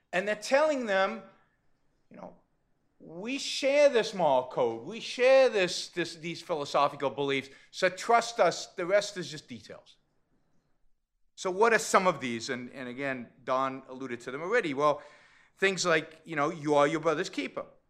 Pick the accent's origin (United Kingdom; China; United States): United States; California; I come from California